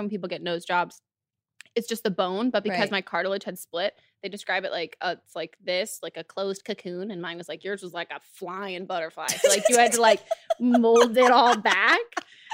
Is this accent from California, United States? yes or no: yes; Marin County, California, United States; I'm from Marin County, California